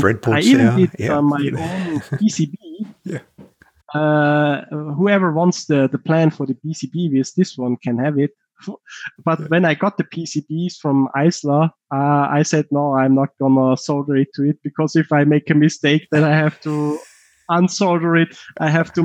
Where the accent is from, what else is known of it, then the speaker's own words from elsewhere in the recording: Tyrol, Austria; accent: heavy Tyrolean; my heavy Tyrolean accent